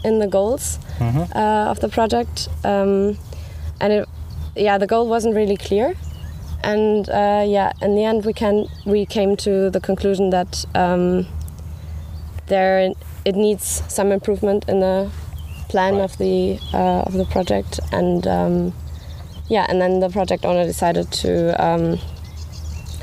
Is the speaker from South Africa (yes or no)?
no; Germany; moved away as an adult; now in Groningen, Netherlands; originally from Germany, but I live in Groningen since 3 years